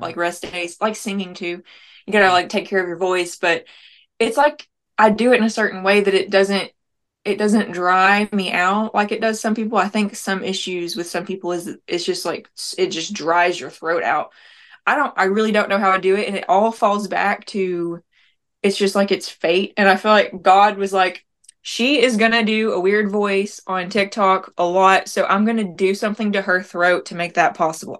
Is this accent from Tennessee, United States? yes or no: yes; Tellico Plains, Tennessee, United States; also born or lived in Nashville, Tennessee; now in near Nashville, United States; We're from Tellico Plains. It's a very small city in the mountains in Tennessee